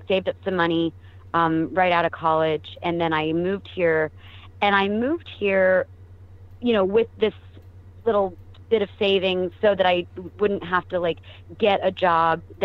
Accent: Arlington, Texas, United States; moved away as an adult; also born or lived in Austin, Texas; now in Los Angeles, United States; I grew up in Arlington, Texas, which is, like, mm-hmm. Dallas-Fort Worth suburb

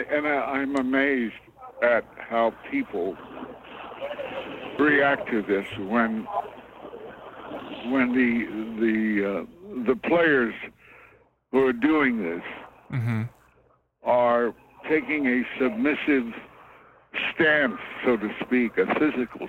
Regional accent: Kansas City, United States; moved away; I come from Kansas City, and I went to segregated schools.

